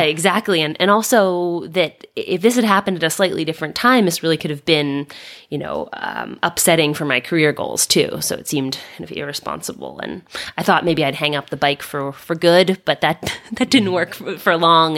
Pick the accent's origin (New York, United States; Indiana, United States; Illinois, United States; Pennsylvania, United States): Pennsylvania, United States; Philadelphia; also born or lived in Lorraine, France; I grew up in Philadelphia